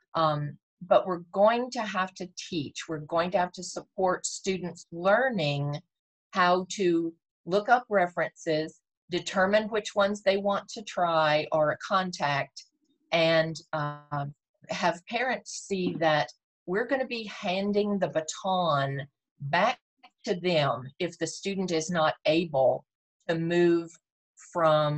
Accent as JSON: {"language": "English", "region": "Texas", "country": "United States", "tie": "born or raised there", "said": "I was born and raised in Texas, so it is my home"}